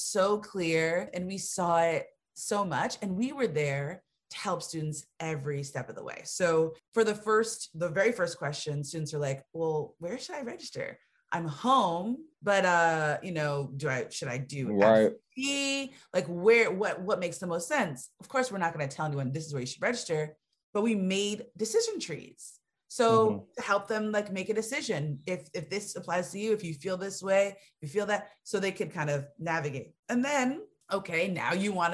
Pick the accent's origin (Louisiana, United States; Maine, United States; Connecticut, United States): Connecticut, United States; moved away; also born or lived in Georgia; I'm from Connecticut.